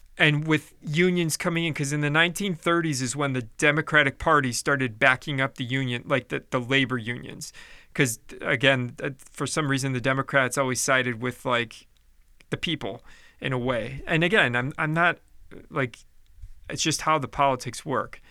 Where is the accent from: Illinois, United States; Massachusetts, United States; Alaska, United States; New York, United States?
Illinois, United States; Chicago; in the eighties when I was growing up, like, my dad was a firm hater of, of unions because, uh, growing up in Chicago